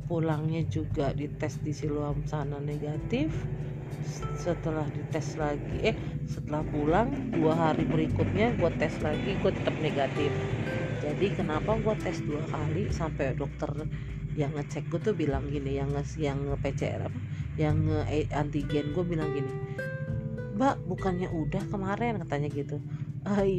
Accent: Medan, North Sumatra, Indonesia; kampung halaman gue basically kan gue orang Medan berarti kan kampung halaman gue di Medan lah

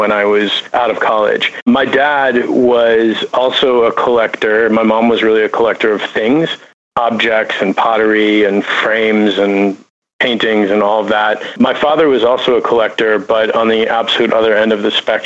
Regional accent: Minnetonka, Minnesota, United States; also born or lived in Chicago, Illinois; now in Los Angeles, United States; I grew up in suburban Minnesota, Minneapolis, in a town called Minnetonka, the son of an interior designer

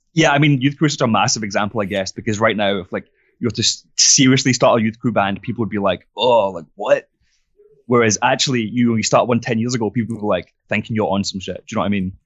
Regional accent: southern France, France; moved away as an adult; now in Glasgow, United Kingdom; I grew up in France, so it's probably, like, four or five hours on the plane, maybe a bit less, and, uh, it's just south of France

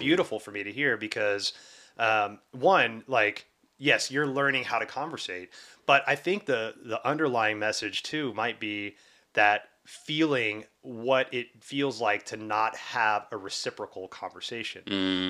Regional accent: the South, United States; growing up in the South

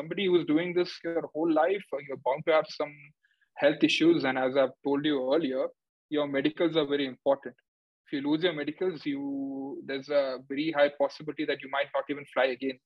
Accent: Kerala, India; moved away; I'm from Kerala

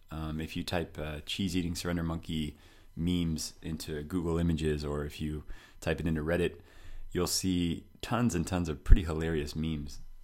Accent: United States; moved away as an adult; now in France; I'm American

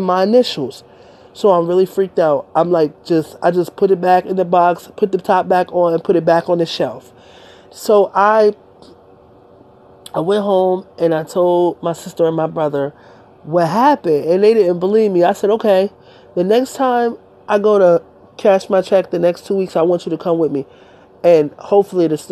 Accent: Delaware, United States; I'm from Delaware

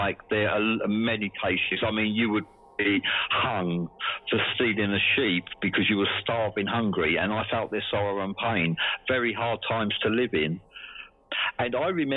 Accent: Essex, East of England, United Kingdom; now in Swansea, United Kingdom; I grew up in Essex in England, and in the southeast, and it's 40 miles from London is where I grew up.

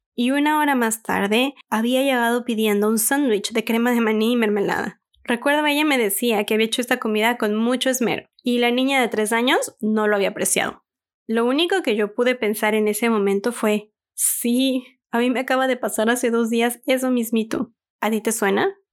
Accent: Mexico; En mi país, México, es muy

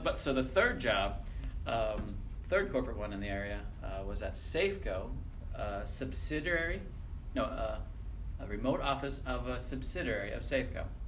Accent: north of Lancaster, Pennsylvania, United States; moved away; I was born in Pennsylvania. I'm a Pennsylvania Dutchie.

